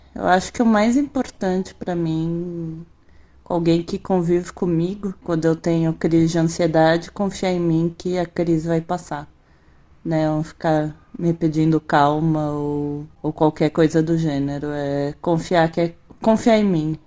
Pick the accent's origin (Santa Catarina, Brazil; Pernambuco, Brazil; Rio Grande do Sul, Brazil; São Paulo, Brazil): São Paulo, Brazil; eu sou de São Paulo